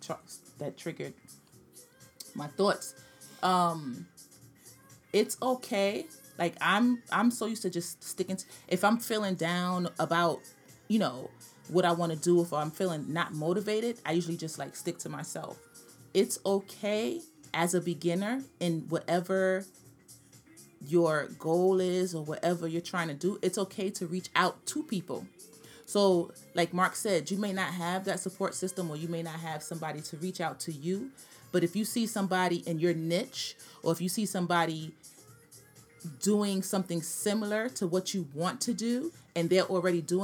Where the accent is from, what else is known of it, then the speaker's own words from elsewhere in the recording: New York City, New York, United States; from Brooklyn